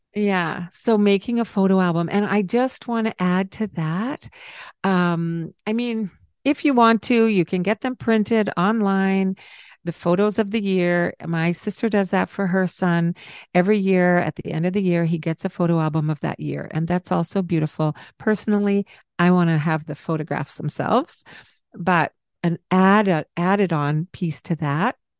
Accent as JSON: {"language": "English", "region": "Scotland", "country": "United Kingdom", "said": "I am Scottish"}